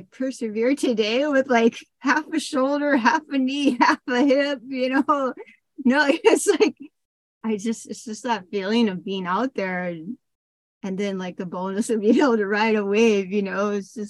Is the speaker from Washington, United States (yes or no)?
yes; Seattle, Washington, United States; I mean, I was from Seattle, like, you know, it's the Pacific Sound. There's no waves. I mean, not where I was from.